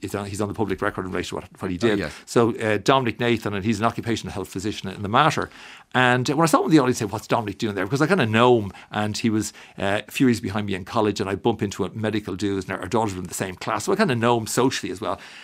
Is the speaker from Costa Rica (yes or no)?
no; Dublin, Leinster, Ireland; I'm from Dublin